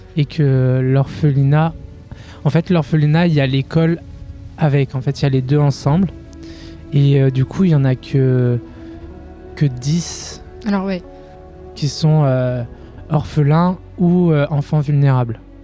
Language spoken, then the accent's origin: French; France; je suis de Vorep